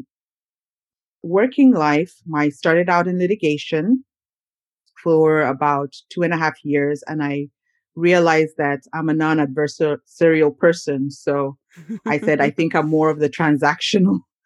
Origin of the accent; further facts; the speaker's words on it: Uganda; moved away as an adult; also born or lived in Minnesota, United States; now in United States; I'm originally from Uganda, which is a country in East Africa